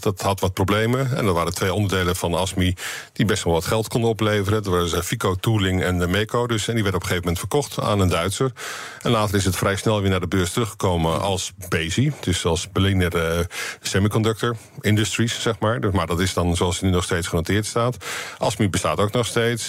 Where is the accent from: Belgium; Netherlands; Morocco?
Netherlands